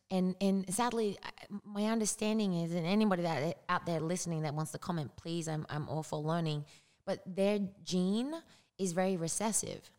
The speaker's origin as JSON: {"language": "English", "country": "Australia", "tie": "born or raised there", "moved": "as an adult", "lives_now": "United States", "said": "grew up there. I didn't move to the United States until I was 23."}